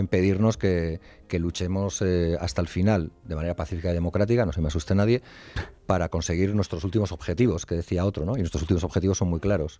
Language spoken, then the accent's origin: Spanish; Basque Country, Spain; yo nací en Euskal Herria y vivo en Euskal Herria